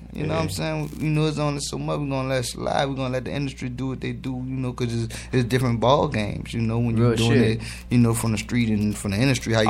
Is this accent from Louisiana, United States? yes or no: yes; New Orleans, Louisiana, United States; I'm from New Orleans, man.